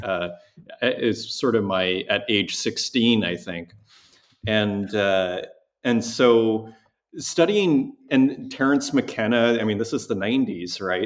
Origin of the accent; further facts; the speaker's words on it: Saskatoon, Saskatchewan, Canada; also born or lived in Montreal; now in Berlin, Germany; I grew up in uh, Saskatoon, Saskatchewan, which is in Canada's Midwest